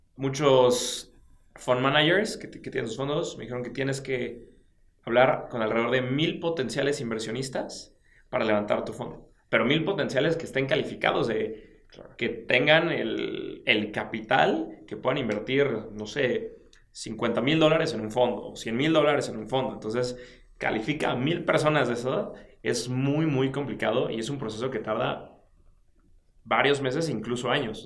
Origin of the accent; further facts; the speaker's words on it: Mexico; tú y yo somos mexicanos